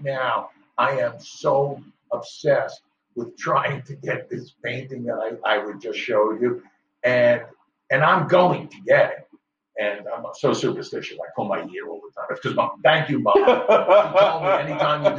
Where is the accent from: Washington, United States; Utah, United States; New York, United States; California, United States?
New York, United States; Growing up in New York